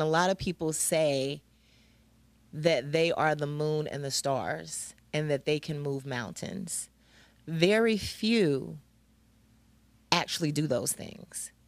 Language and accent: English; Greensboro, North Carolina, United States; moved away; I'm originally from Greensboro.